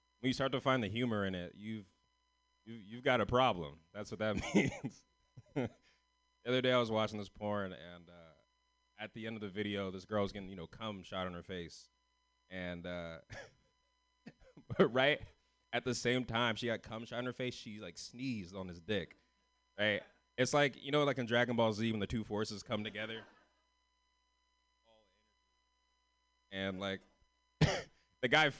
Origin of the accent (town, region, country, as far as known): San Francisco, California, United States